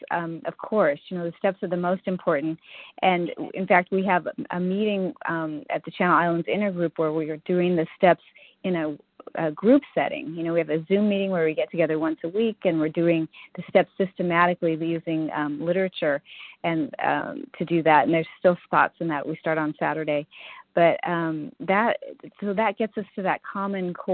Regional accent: California, United States; Um, yes, I'm from California

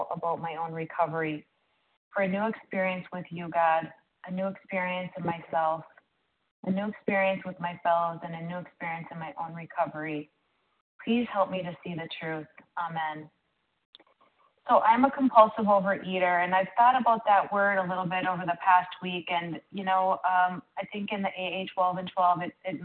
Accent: Minnesota, United States; I'm from Minnesota

